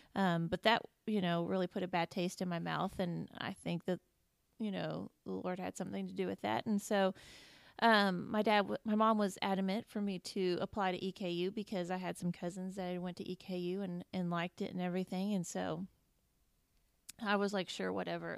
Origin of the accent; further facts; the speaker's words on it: Indiana, United States; moved away as an adult; also born or lived in Kentucky; I grew up in Indiana